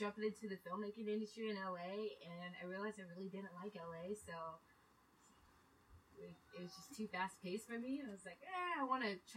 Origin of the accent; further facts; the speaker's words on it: Oklahoma, United States; moved away; we're from Oklahoma